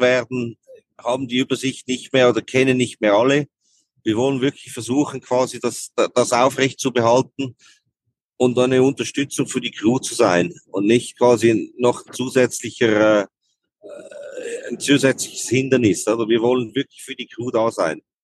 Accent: Switzerland; bei uns in der Schweiz

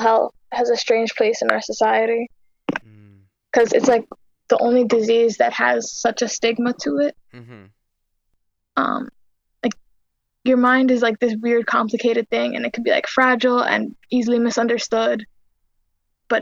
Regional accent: New York, United States; I was born and raised in New York

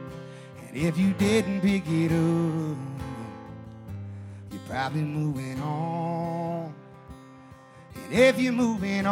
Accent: Charleston, South Carolina, United States; moved away as an adult; now in Nashville, United States; I'm from Charleston, South Carolina. Been living here for about a year and a half now.

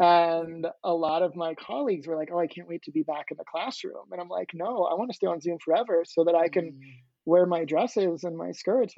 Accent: Long Island, New York, United States; born there; So I was born in Long Island, New York, and then I spent some time as a child before going to graduate school to get my PhD in philosophy.

